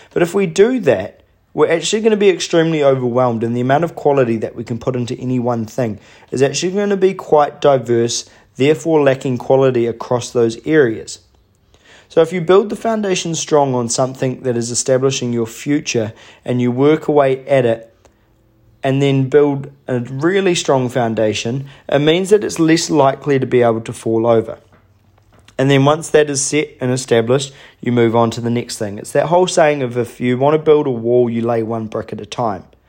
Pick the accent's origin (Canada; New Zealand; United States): New Zealand; Hawke's Bay; my hometown in Hawke's Bay